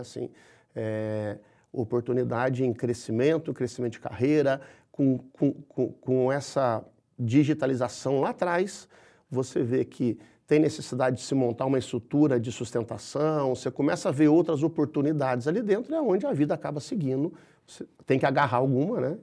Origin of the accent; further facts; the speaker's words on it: Minas Gerais, Brazil; como um bom mineiro, eu sou muito, eu sou muito próximo de gente